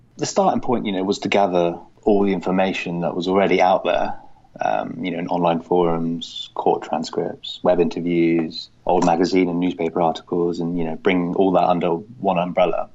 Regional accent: Cornwall, South West England, United Kingdom; moved away as an adult; also born or lived in Germany / London; we moved to Cornwall, down at the bottom of England

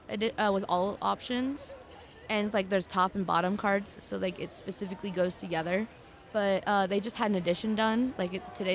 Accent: Douglas, Wyoming, United States; No, I'm actually from Douglas.

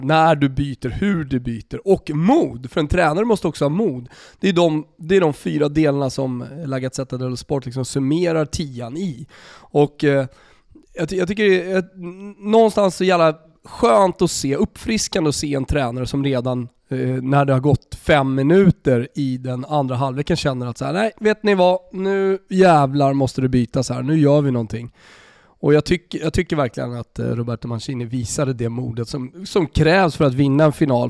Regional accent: Sweden; moved away as an adult; also born or lived in Italy / Austria; som svensk

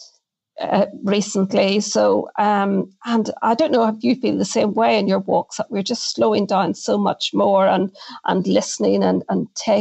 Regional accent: Northern Ireland, United Kingdom; growing up in Northern Ireland

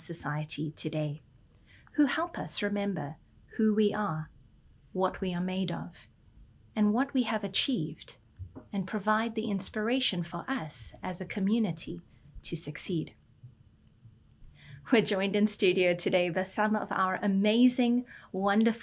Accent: South Africa; now in Canada; Growing up in South Africa has made such an impact on my life.

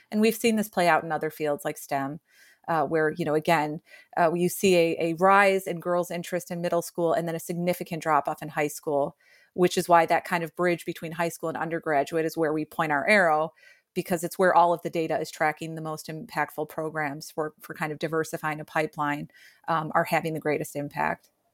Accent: rural Illinois, United States; I was born and raised in Illinois, rural Illinois

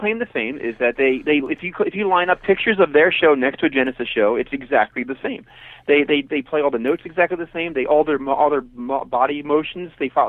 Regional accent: Philadelphia, Pennsylvania, United States; I'm from Philadelphia. I practiced in Philadelphia in 2005, I think

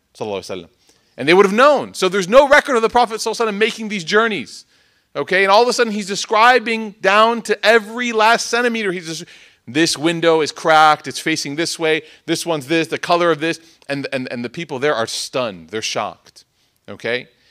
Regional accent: Chicago, Illinois, United States; I'm from Chicago

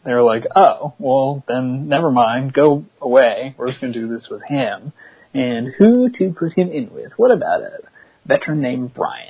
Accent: Pittsburgh, Pennsylvania, United States; I'm from Pittsburgh.

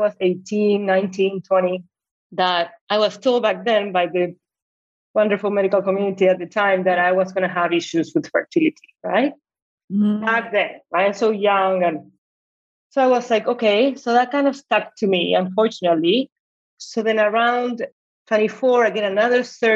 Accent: Buenos Aires, Argentina; moved away; I'm originally from Argentina. I live in Buenos Aires, right? My parents get divorced when I was 12.

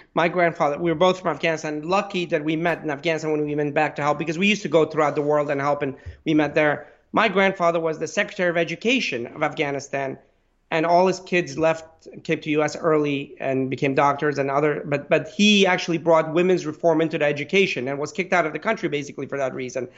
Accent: Pittsburgh, Pennsylvania, United States; I'm from Pittsburgh

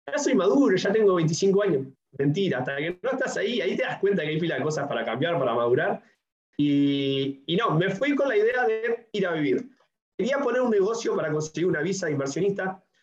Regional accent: Uruguay; tengo 27 años, soy uruguayo

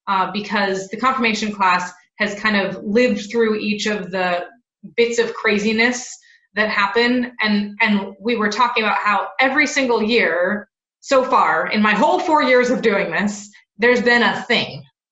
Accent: Seattle, Washington, United States; moved away as an adult; also born or lived in Santa Barbara, California / Los Angeles, California; now in Charlotte, United States; I grew up in Seattle, Washington. And I'm a card-carrying West Coast kid, moved to Santa Barbara in California for college, and then lived in Los Angeles

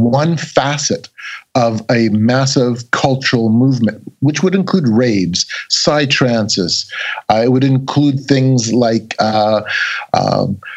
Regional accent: Canada; I'm a Canadian

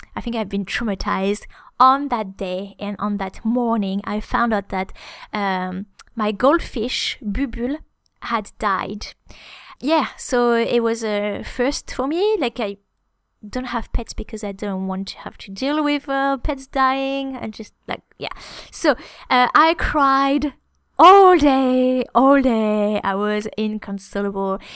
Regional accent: France

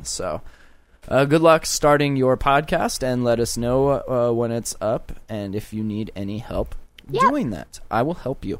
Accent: Lancaster, California, United States; born there; And I was born there. Not in Hollywood, but I was born in Lancaster.

